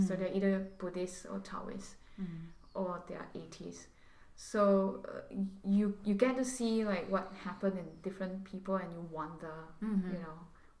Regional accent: Singapore; moved away as an adult; now in Los Angeles, United States; I'm born and bred in Singapore.

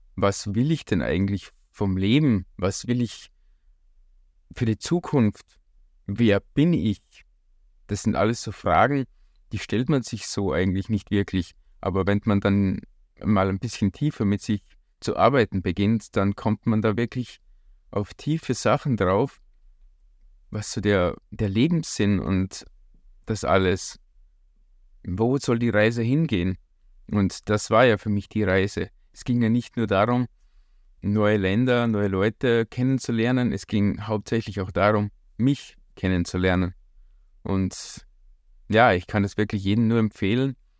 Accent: Hallein, Salzburg, Austria; ich komme auch aus Hallein.

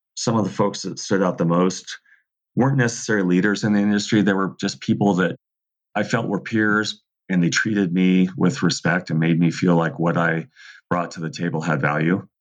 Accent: Southern California, United States; I grew up in Southern California

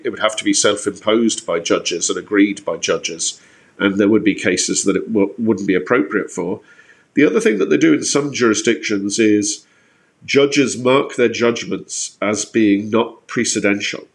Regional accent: Ireland; we've been given as Irish people

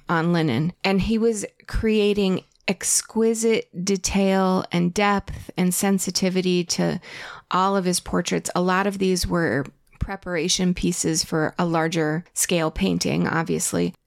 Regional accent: Connecticut, United States; moved away; I grew up with it in Connecticut

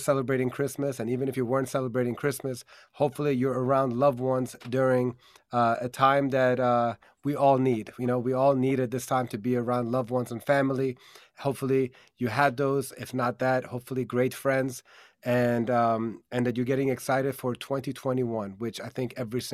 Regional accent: DMV area, United States; in the DMV area, my hometown area

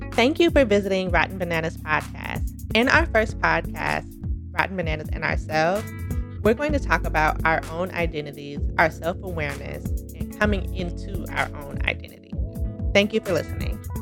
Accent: Midwest, United States; now in Brooklyn, United States; growing up in the Midwest part of the United States, if you're Black, you're Black

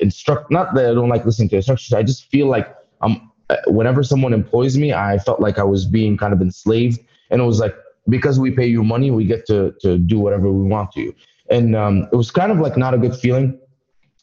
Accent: Dubai, United Arab Emirates; moved away as an adult; also born or lived in Egypt; now in United States; I came to America in 2011. I was born in Egypt, raised in Dubai

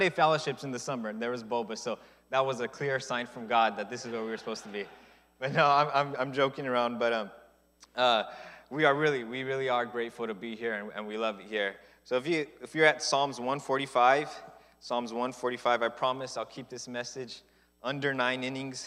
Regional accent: Southern California, United States; moved away; We're both from California. She's a Northern California girl, and I'm a Southern California boy

